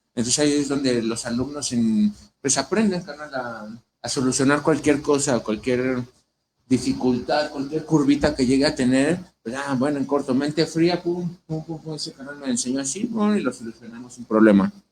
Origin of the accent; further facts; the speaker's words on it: Ecatepec, State of Mexico, Mexico; moved away as an adult; now in Mexico City, Mexico; yo vengo de Ecatepec, Estado de México. Bueno, ahorita radico en DF